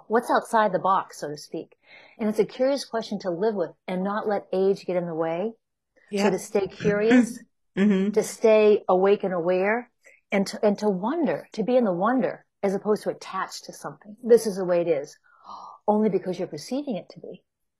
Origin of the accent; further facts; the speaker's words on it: Chicago, Illinois, United States; And then I came from Chicago, and that again, it's more of a defined energy.